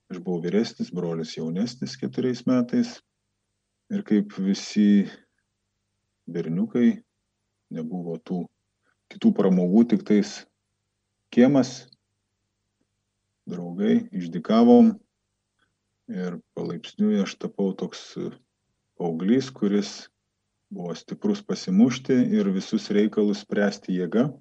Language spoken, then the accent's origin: Lithuanian; Klaipėda, Klaipėda County, Lithuania; moved away as an adult; now in Vilnius, Lithuania; aš esu 45 metų, neseniai Vilnietis. Visą savo gyvenimą pragyvenau Klaipėdai, Ostamesti